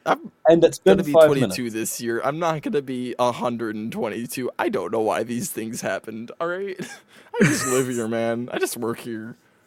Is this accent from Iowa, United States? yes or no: no; Wisconsin, United States; I'm from Wisconsin, so that explains the cheese. I am a cheesehead at birth. Lived here my life.